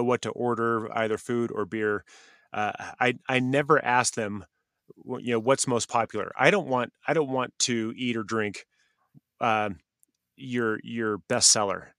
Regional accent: California, United States; moved away; also born or lived in Oregon; I grew up in California, lived in Oregon for 20 years, and basically I'm a West Coaster

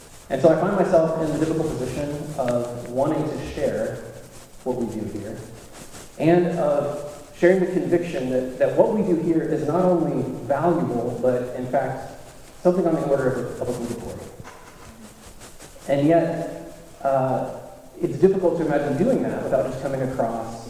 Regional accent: the South, United States; also born or lived in Birmingham, Alabama / Texas / Louisiana; Having been born in Birmingham, raised in Texas and Louisiana, and having preached all my adult life in the Deep South

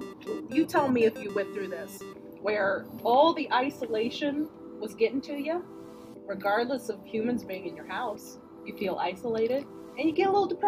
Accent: the South, United States; I'm from the South.

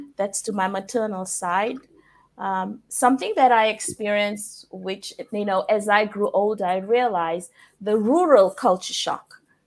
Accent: Levuka, Eastern Division, Fiji; also born or lived in Gau Island, Lomaiviti Province, Fiji; now in Shenzhen, China; I was born in Levuka, and if you know about Fiji, Levuka is the first capital of Fiji.

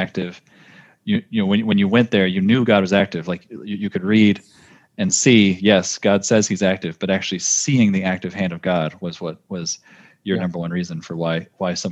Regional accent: California, United States; growing up in California in the United States

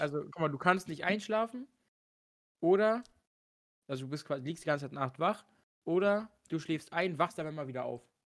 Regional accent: Germany; mein Heimatland nie wieder zu verlassen, dass ich einfach Deutsch spreche

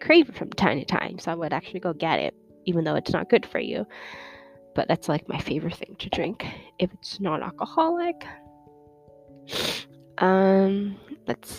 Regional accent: New York City, New York, United States; also born or lived in China; I grew up in New York City

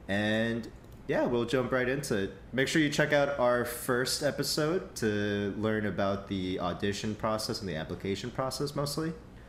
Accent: West Coast, United States; I came all the way from West Coast, so I didn't really have the time to come over for a school tour, right?

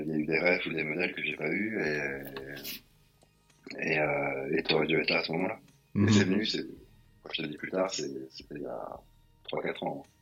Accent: Paris, Île-de-France, France; also born or lived in Rennes, Brittany; Donc, à l'âge de 3 ans, euh, on a débarqué dans le 18e.

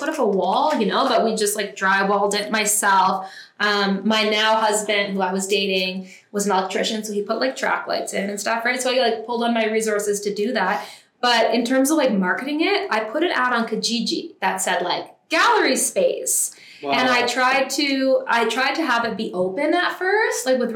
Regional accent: Ottawa, Ontario, Canada; moved away as an adult; now in Calgary, Canada; I came out here when I was 18 and I'm from Ottawa.

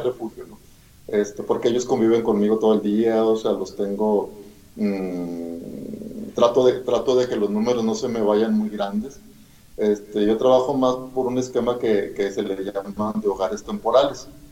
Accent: Monterrey, Nuevo León, Mexico; soy de Monterrey, Nuevo León

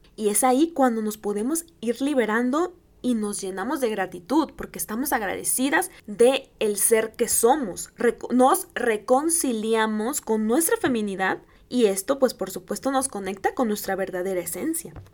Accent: Guerrero, Mexico; en el estado de Guerrero, que es mi, mi estado

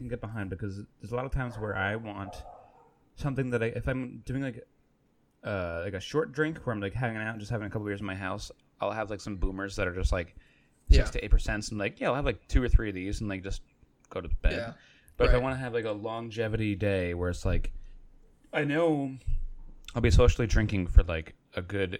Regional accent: Virginia, United States; I'm from Virginia.

